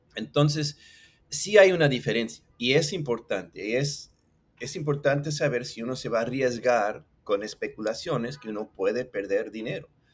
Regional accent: Mexico City, Mexico; accent: chilango; Spanish is a second language; now in Puerto Rico; El español lo hablo bastante bien, me, llevo bien, pero lo aprendí de chiquito en México. Eh, decimos que tengo acento chilango

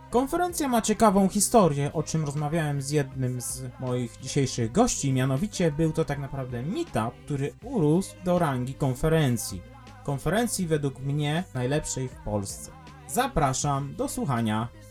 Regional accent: eastern Poland, Poland; jestem ze wschodu

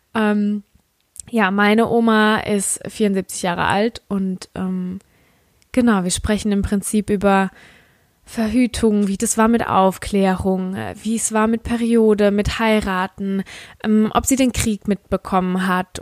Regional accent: Rhineland-Palatinate, Germany; accent: Palatine dialect (Pfälzisch); ich komme aus der Pfalz und ich habe einen Pfälzer Dialekt

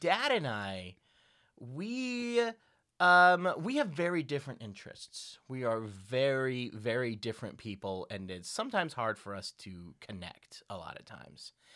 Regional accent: the South, United States; accent: southern; my southern accent slips out

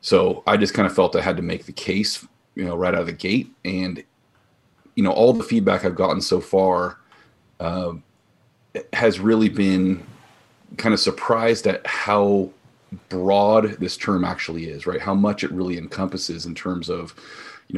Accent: Bay Area, California, United States; moved away as an adult; now in Central Oregon, United States; I'm from the Bay Area, the heart of Silicon Valley

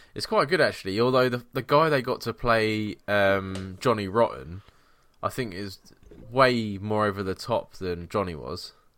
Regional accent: England, United Kingdom; we're English

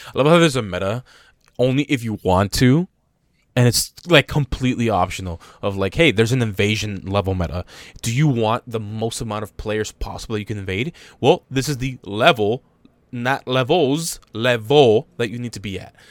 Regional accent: United States; being American

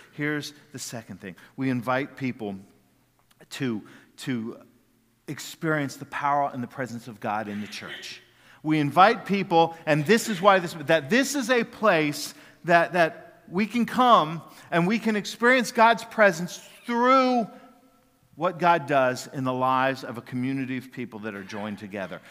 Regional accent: Jacksonville, United States; when I was a kid growing up in Jacksonville

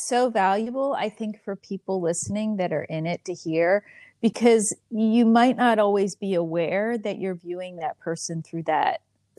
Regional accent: Philadelphia, Pennsylvania, United States; accent: Philadelphia; But when I go home, I start right into that Philadelphia accent. My family says, oh, Philly girl's co

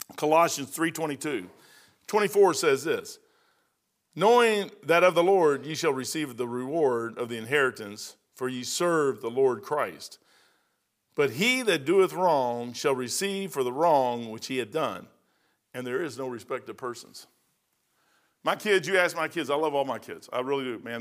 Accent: United States

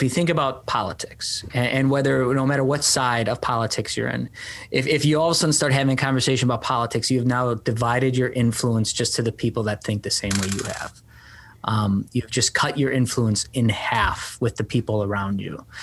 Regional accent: Milwaukee, Wisconsin, United States; I grew up on the south side, 12th Street

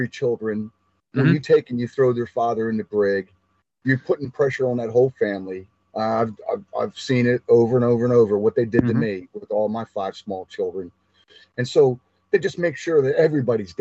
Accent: Ireland; We're Irish, so we had a big family.

